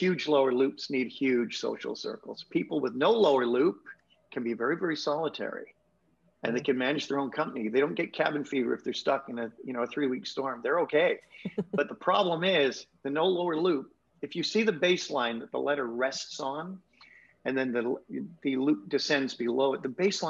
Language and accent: English; United Kingdom; now in Canada; me living in Canada, as a Brit living in Canada